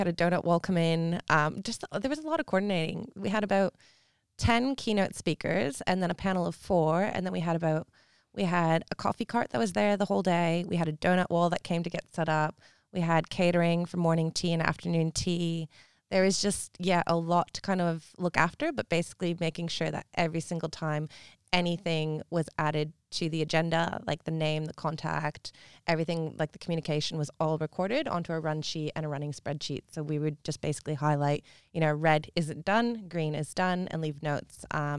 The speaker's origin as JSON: {"language": "English", "country": "Canada", "moved": "yes", "lives_now": "Perth, Australia", "said": "I'm from Canada."}